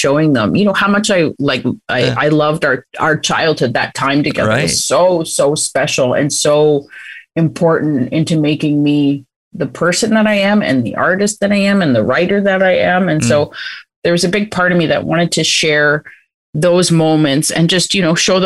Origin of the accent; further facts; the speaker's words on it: Six Nations, Ontario, Canada; growing up on Six Nations